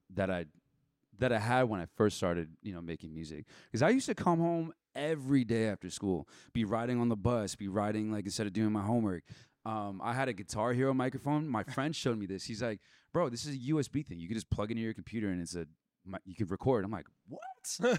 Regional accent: Rancho Santa Margarita, California, United States; I grew up in Rancho Santa Margarita

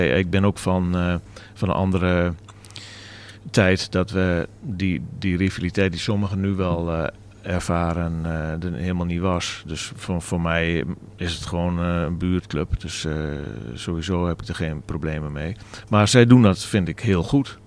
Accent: Groningen, Netherlands; ik als Groninger, Twente supporter

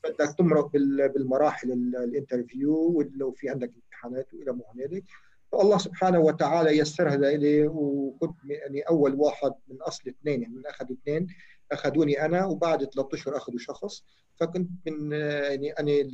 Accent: Sidon, South Governorate, Lebanon; also born or lived in Chehim; من مواليد شحيم حي الجامع متزوج من السيدة المربية سهى آه، … آه، وعندي ثلاث أولاد بلشت طفولتي بشحيم وانتقلت بعدها لصيدا

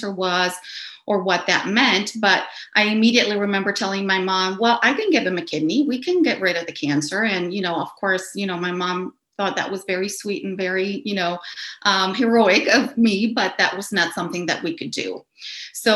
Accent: Caracas, Capital District, Venezuela; I grew up in Caracas, Venezuela

